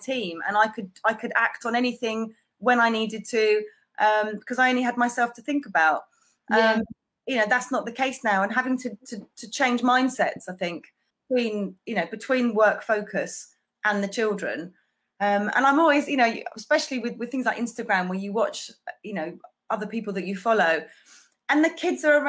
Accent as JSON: {"language": "English", "town": "Folkestone", "region": "South East England", "country": "United Kingdom", "tie": "born or raised there", "moved": "yes", "said": "I grew up in Folkestone, but I've been back down here now for nearly 12 years."}